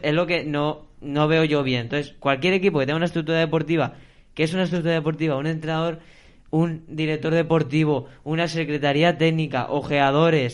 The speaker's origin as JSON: {"language": "Spanish", "town": "Valencia", "region": "Valencian Community", "country": "Spain", "said": "soy valenciano y soy valencianista"}